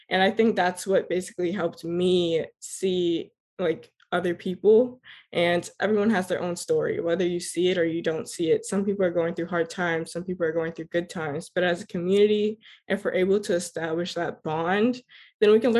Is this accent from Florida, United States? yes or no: yes; Miramar, Florida, United States; Um, I was born and raised in Miramar, Florida, to two fabulous and hardworking Grenadian parents. My upbringing was surrounded by Caribbean culture because of my parents.